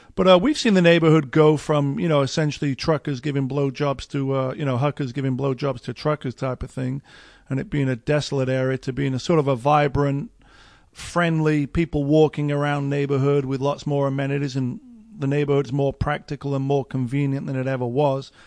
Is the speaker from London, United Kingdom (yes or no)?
no; Sheffield, Yorkshire and the Humber, United Kingdom; moved away as an adult; now in Los Angeles, United States; growing up in Sheffield